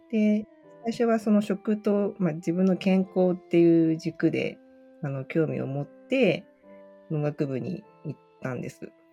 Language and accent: Japanese; Urayasu, Chiba, Japan; 生まれも育ちも都会というか、全然畑とかない、コンクリートジャングルみたいなところに生まれたんですね。